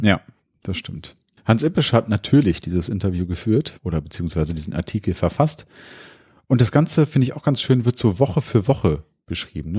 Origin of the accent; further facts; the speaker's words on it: Hanover, Lower Saxony, Germany; Wir kommen ja aus Hannover